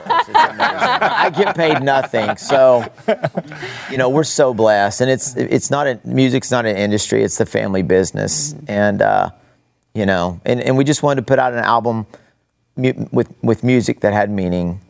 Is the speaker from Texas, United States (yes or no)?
yes; Amarillo, Texas, United States; also born or lived in Odessa, Texas; I grew up in Amarillo, but my grandparents from Odessa.